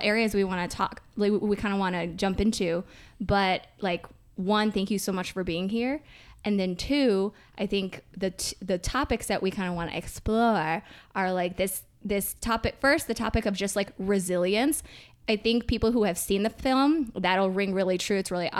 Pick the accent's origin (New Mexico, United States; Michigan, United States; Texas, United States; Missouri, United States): Michigan, United States; I'm in Michigan because I'm from Michigan.